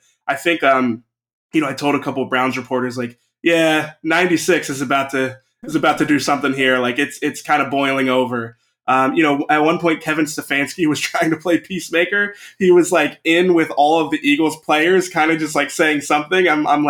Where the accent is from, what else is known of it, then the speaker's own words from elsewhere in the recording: Canada; watch a lot of football growing up, but it's just kind of that mentality. I almost wonder, you know, as a Canadian, like if it's a little bit of like hockey spirit